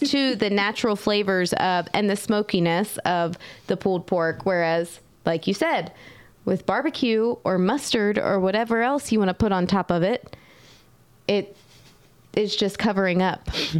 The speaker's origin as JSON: {"language": "English", "region": "Eastern North Carolina", "country": "United States", "tie": "born or raised there", "said": "I come from Eastern North Carolina, where we... barbecue the whole pig over an open fire."}